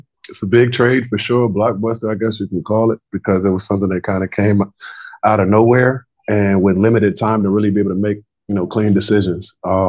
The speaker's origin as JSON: {"language": "English", "region": "Adana", "country": "Turkey", "tie": "born there", "said": "You know, what's crazy is I was born in Adana, Turkey."}